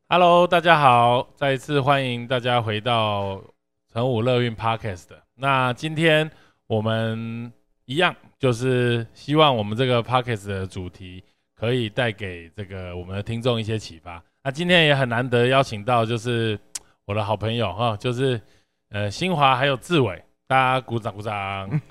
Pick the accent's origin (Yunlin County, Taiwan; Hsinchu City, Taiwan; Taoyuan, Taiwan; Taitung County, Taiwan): Yunlin County, Taiwan; 就是因为你知道我们都是云林人嘛